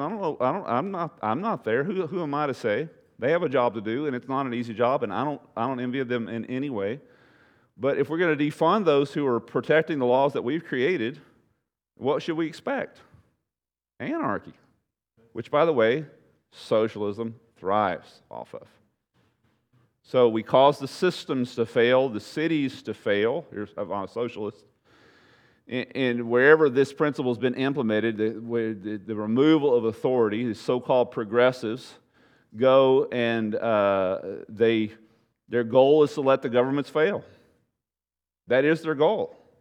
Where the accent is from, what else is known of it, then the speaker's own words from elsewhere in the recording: United States; I'm an American